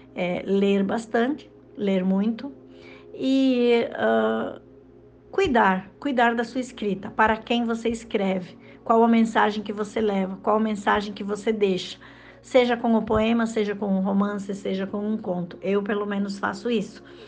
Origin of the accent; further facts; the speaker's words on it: Rio Grande do Sul, Brazil; moved away as an adult; also born or lived in Mato Grosso / Sinop; now in Lucas do Rio Verde, Brazil; eu sou gaúcha, sou do Rio Grande do Sul e há 10 anos morando em Mato Grosso